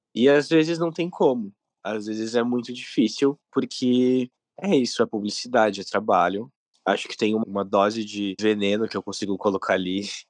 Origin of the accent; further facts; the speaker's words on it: Rio Grande do Sul, Brazil; Eu sou do Rio Grande do Sul